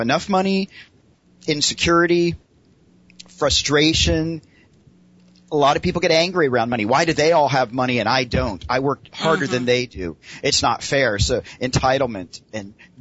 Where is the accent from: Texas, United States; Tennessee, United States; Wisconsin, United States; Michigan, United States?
Tennessee, United States; moved away as an adult; also born or lived in Los Angeles, California; now in Los Angeles area, United States; I grew up in Tennessee